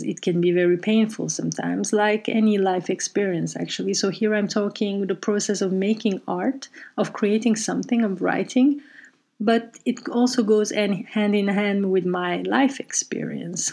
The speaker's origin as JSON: {"language": "English", "town": "Brussels", "region": "Brussels-Capital Region", "country": "Belgium", "tie": "born or raised there", "moved": "as an adult", "lives_now": "Amsterdam, Netherlands", "said": "taken in our home in Brussels, where I grew up"}